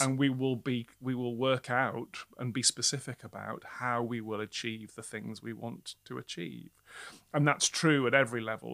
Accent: Newcastle, North East England, United Kingdom; moved away as an adult; now in London, United Kingdom; who has grown up in the Northeast

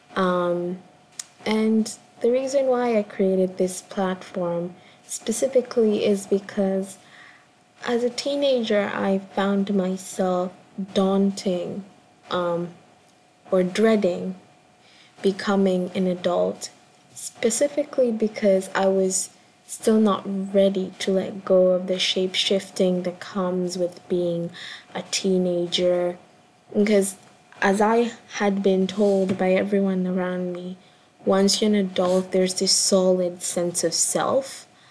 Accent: Kenya; I'm a Kenyan born performance artist

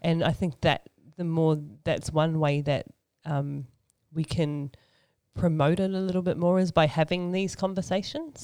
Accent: Sydney, New South Wales, Australia; accent: Aussie; moved away as an adult; also born or lived in New Zealand; now in Auckland, New Zealand; I was born and raised in Sydney, Australia, and um, lived there for um, most of my life

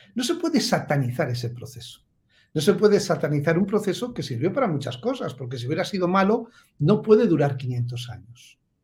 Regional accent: Basque Country, Spain; yo, que soy vasco

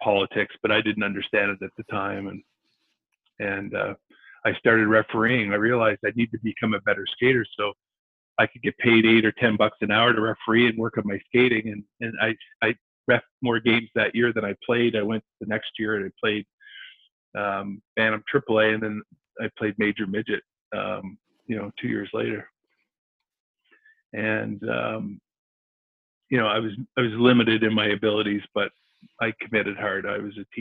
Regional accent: Halifax, Nova Scotia, Canada; I grew up in Halifax, played for Halifax Minor

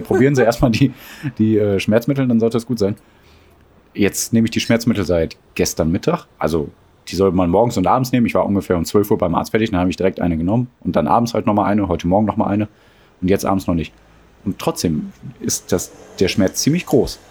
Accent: Ruhr area, North Rhine-Westphalia, Germany; Aufgewachsen im Ruhrgebiet wurden wir zu dem, was wir heute sind

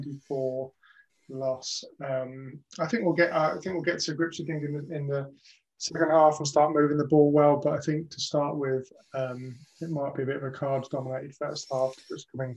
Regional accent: United Kingdom; we're very British

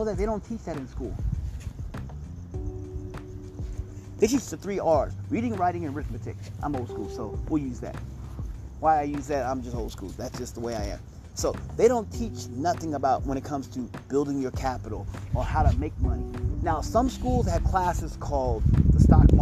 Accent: Missouri, United States; I'm from Missouri

